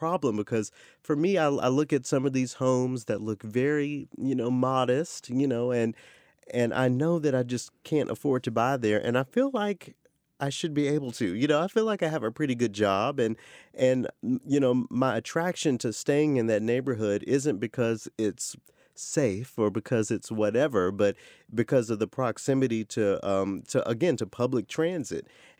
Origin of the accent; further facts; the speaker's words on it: the South, United States; You know, I'm a Southerner, so